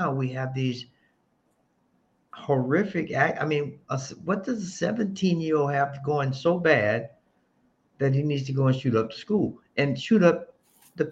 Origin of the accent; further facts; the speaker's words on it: Florida, United States; I'm from the South, so I grew up with guns early.